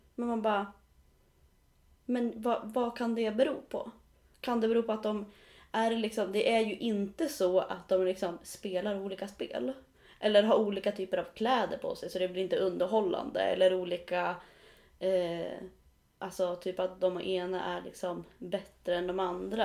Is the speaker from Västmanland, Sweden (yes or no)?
yes; Riddarhyttan, Västmanland, Sweden; Riddarhyttan där jag är ifrån